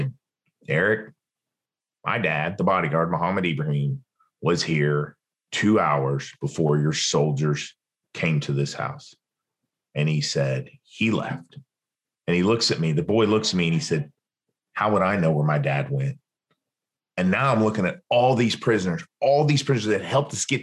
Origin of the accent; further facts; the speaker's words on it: Western Oklahoma, United States; moved away; also born or lived in Los Angeles; my hometown out in the middle of Western Oklahoma